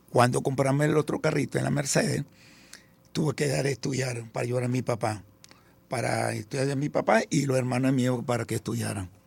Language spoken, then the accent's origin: Spanish; Venezuela; also born or lived in Italy; yo tenía un año, nací en Venezuela y nos fuimos para Italia. Y después llegamos ahorita, como a los 50 años, y tenía 11 años y medio